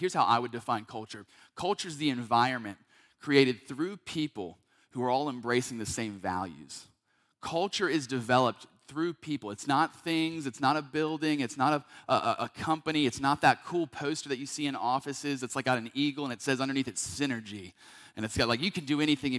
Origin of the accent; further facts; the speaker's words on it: North Carolina, United States; now in Georgia, United States; I'm from North Carolina originally, been a part of churches there my entire life